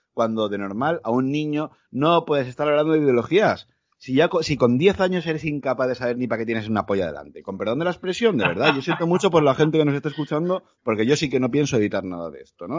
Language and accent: Spanish; Valencia, Valencian Community, Spain; moved away as an adult; also born or lived in Tenerife / Mallorca; yo nací en Tenerife, por circunstancias de la vida me crio en Valencia